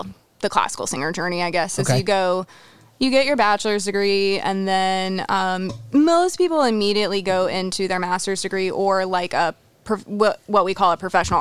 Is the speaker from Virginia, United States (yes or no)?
yes; Roanoke, Virginia, United States; I'm from Roanoke, Virginia